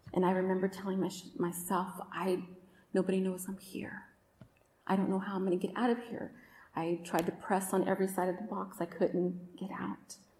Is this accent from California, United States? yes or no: yes; Oakland, California, United States; also born or lived in Roseville, California; I grew up in Oakland in Northern California